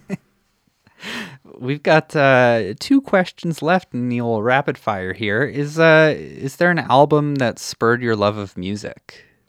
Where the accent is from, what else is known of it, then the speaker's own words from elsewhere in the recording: Saskatchewan, Canada; now in Edmonton, Canada; I grew up in Saskatchewan and then came to Edmonton